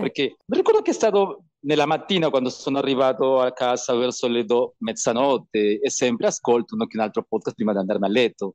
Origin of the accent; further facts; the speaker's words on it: Peru; Italian is a second language; moved away as an adult; also born or lived in Italy; voglio crescere qua nella mia terra